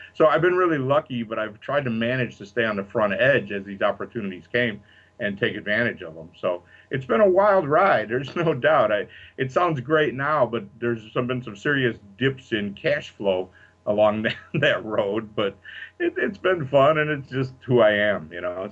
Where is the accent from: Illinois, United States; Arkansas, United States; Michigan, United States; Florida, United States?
Illinois, United States; Chicago; I'm from Chicago